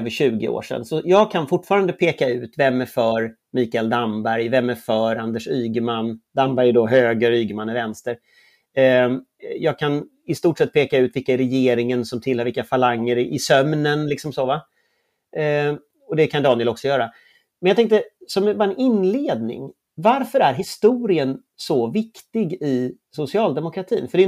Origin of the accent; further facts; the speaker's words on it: Gothenburg, Västra Götaland, Sweden; Jag kommer från Göteborg.